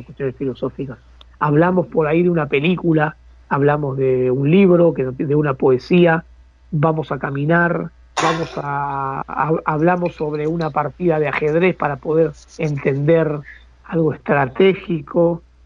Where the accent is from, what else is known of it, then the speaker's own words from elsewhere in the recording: Buenos Aires, Argentina; soy del barrio de Boedo